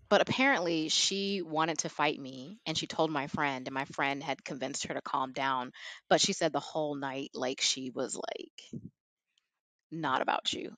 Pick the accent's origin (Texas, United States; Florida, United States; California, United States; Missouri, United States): Texas, United States; Houston; moved away as an adult; also born or lived in South Korea / Madrid, Spain; growing up in Texas, especially in suburbia